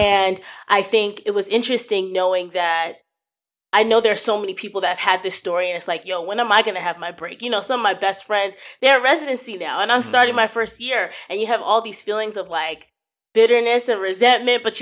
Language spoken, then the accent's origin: English; New Jersey, United States; moved away as an adult; now in Ohio, United States; I was raised in New Jersey, but I'm Nigerian